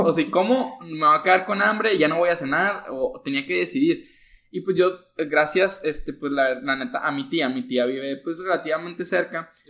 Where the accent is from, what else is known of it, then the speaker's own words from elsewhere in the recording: Monclova, Coahuila, Mexico; now in Nuevo León, Mexico; soy de Monclova